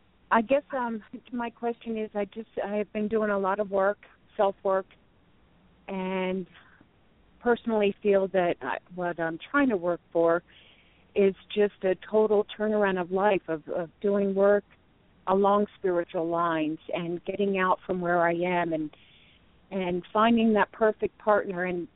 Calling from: Colorado Springs, Colorado, United States; I'm from Colorado Springs.

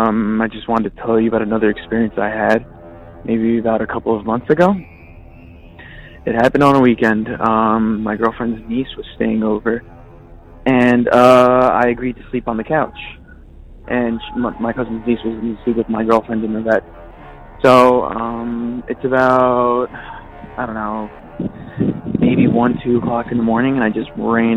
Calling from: Redondo Beach, California, United States; I'm calling from Redondo Beach.

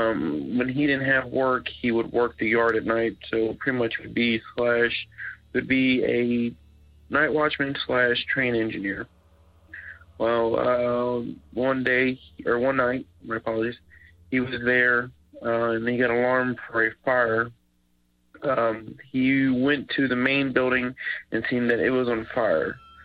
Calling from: Florence, Kentucky, United States; I'm calling from Florence, Kentucky.

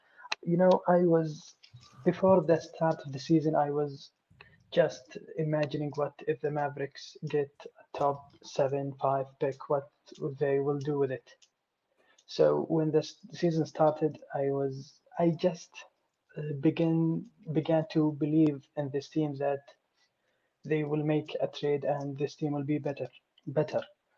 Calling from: Saudi Arabia; English is a second language; Saudi Arabia.

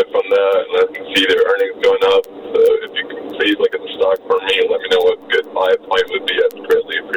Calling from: United States; I'm calling from Washington.

